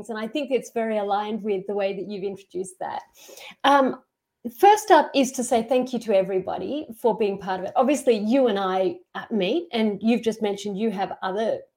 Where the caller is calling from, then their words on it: Queensland, Australia; So I'm in Australia, outside Brisbane, um, not far from the um, Great Barrier Reef.